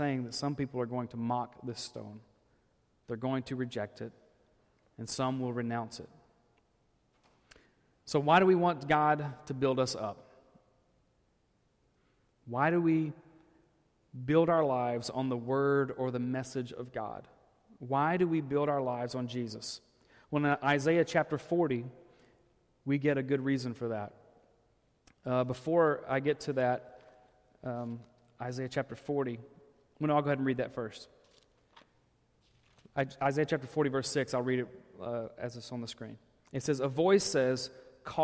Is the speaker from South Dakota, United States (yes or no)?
no; Arkansas, United States; when I grew up in Arkansas.